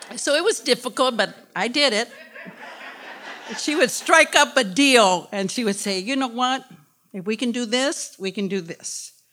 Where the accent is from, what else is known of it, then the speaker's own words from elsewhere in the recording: Detroit, Michigan, United States; I was born in Detroit, born and raised in Detroit